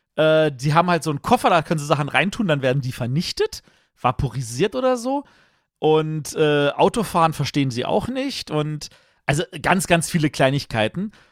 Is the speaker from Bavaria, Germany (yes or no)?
no; Berlin, Germany; Ich bin Berliner